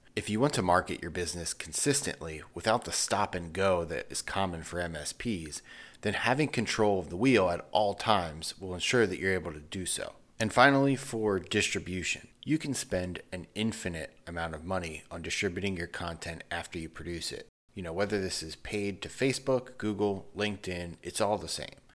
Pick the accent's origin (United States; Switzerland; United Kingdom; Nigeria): United States; Northeast; I'm from the Northeast.